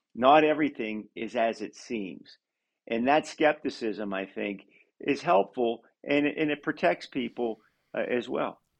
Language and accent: English; Pennsylvania, United States; Pennsylvania, for instance, you know my home state